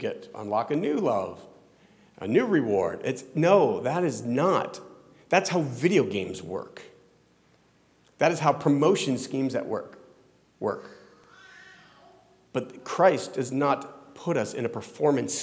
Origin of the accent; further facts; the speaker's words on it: Florida, United States; also born or lived in Ohio; now in New Jersey, United States; I grew up in Florida